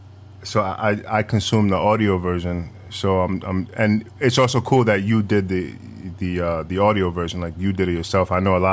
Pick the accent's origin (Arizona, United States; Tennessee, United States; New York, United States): New York, United States; Manhattan; I'm not from the Bronx. I'm from Manhattan, but I live on the very tip of northern Manhattan, so the Bronx is right next to me.